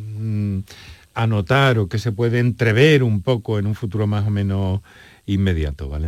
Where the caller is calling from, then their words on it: Córdoba, Andalusia, Spain; de Córdoba.